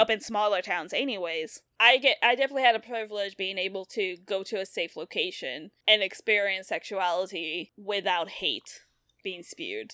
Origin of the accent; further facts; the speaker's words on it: the South, United States; we grew up in the South